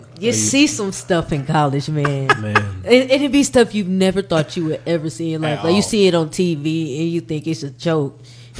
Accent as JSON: {"language": "English", "region": "Arkansas", "country": "United States", "tie": "born there", "said": "I mean, I'm from the country. I mean, I was born in Arkansas, so you know."}